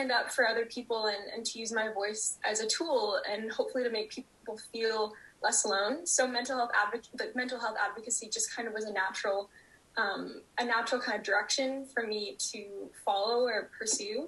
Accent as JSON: {"language": "English", "town": "Vancouver", "region": "British Columbia", "country": "Canada", "tie": "born or raised there", "said": "I grew up and live in Vancouver, British Columbia"}